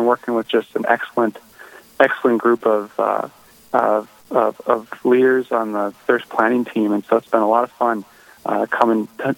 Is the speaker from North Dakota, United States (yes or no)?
yes; Bismarck, North Dakota, United States; Bismarck born and raised